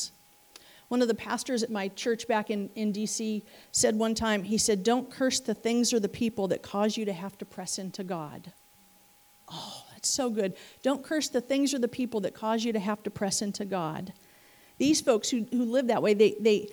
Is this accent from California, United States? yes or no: yes; California, United States; moved away as an adult; now in Missouri, United States; being a California girl